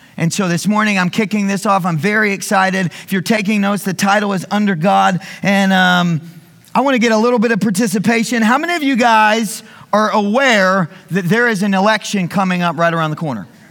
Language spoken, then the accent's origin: English; the South, United States; I was raised in school in the South